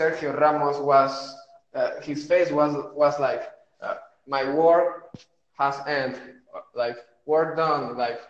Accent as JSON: {"language": "English", "region": "Lima", "country": "Peru", "said": "I'm from Peru"}